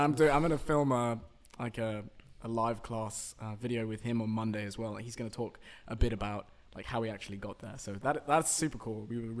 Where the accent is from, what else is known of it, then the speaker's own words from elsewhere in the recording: London, United Kingdom; I'm from London.